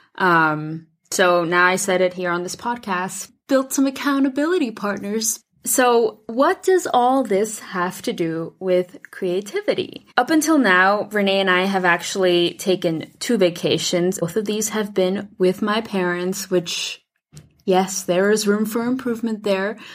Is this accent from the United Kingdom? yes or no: no; Switzerland; moved away as an adult; now in United States; I grew up in Switzerland and then moved to the U S when I was eighteen.